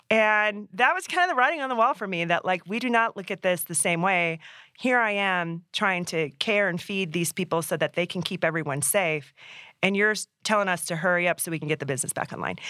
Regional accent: Alaska, United States; now in Colorado, United States; growing up in Alaska

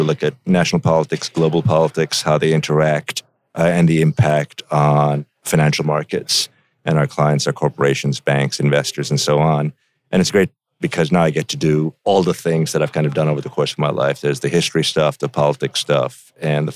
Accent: India; now in United States; I grew up in India

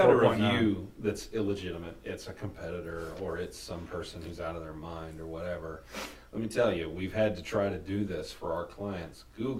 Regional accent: Texas, United States; We're from Texas.

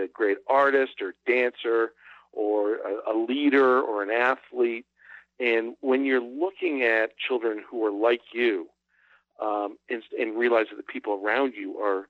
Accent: Boston, Massachusetts, United States; I grew up in Greater Boston

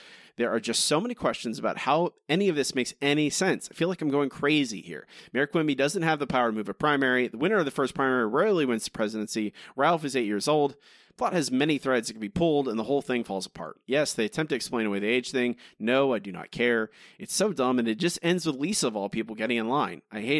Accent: Ireland; I gotta say, as an Irish person, this episode is impenetrable for me.

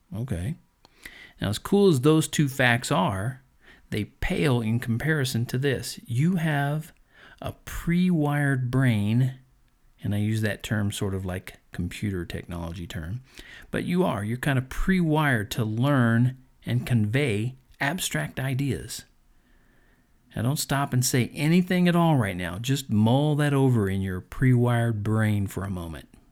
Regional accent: Colorado, United States; here in my home state.

